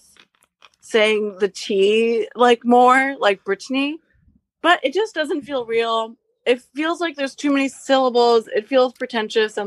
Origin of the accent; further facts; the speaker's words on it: Japan; I was born in Japan